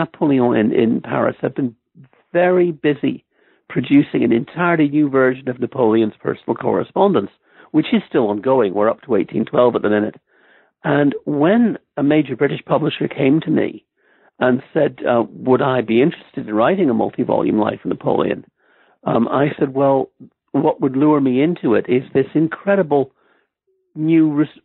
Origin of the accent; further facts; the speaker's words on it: Ireland; moved away as an adult; also born or lived in Stamford, Connecticut, United States; now in Oxford, United Kingdom; I grew up mostly in Ireland